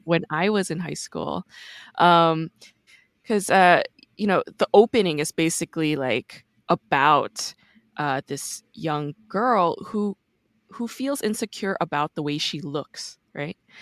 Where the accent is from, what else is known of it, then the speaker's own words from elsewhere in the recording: New York, United States; I'm actually from New York